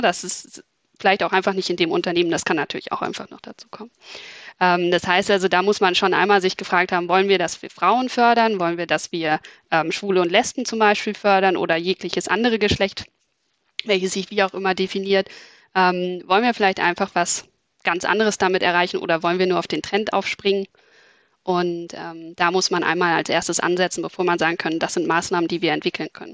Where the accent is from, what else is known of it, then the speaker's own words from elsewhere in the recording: Berlin, Germany; moved away as an adult; now in Hamburg, Germany; Ich komme ursprünglich aus Berlin, ähm, bin aber, würde ich sagen, Wahlhamburgerin, weil ich mich während des Studiums in Hamburg verliebt habe